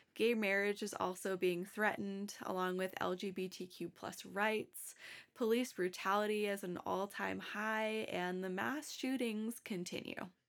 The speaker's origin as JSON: {"language": "English", "region": "Massachusetts", "country": "United States", "said": "I'm from Massachusetts"}